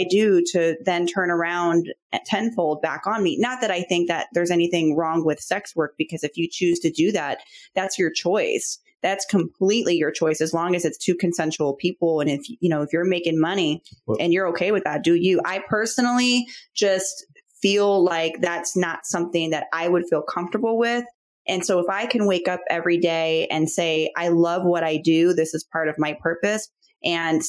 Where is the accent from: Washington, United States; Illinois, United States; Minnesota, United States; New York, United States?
Illinois, United States; Chicago; I'm from Chicago